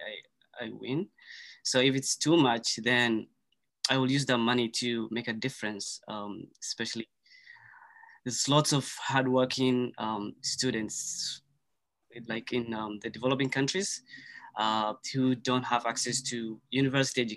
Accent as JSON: {"language": "English", "country": "Kenya", "tie": "born or raised there", "also_born_or_lived": "Somalia", "first_language": "Somali", "second_language": "English", "moved": "as an adult", "lives_now": "Canada", "said": "I was born in Somalia, but, you know, moved to Kenya and as a refugee"}